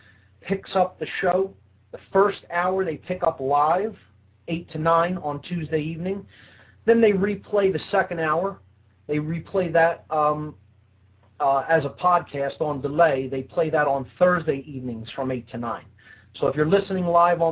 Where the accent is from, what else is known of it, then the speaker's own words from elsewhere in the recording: Philadelphia, Pennsylvania, United States; In Philadelphia, that's my hometown